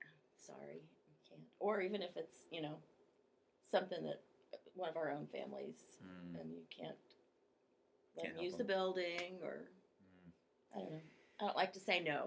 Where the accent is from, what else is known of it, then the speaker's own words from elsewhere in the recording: Moberly, Missouri, United States; I was born in Moberly